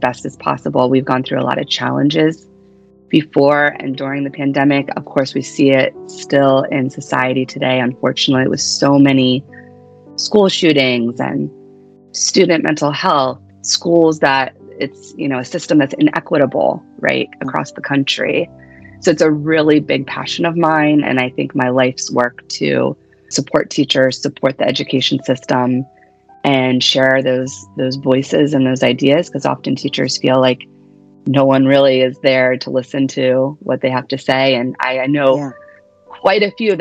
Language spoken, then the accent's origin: English; Pennsylvania, United States; moved away as an adult; also born or lived in Philadelphia / Hawaii / Delaware; now in New Jersey, United States; I'm originally from Pennsylvania.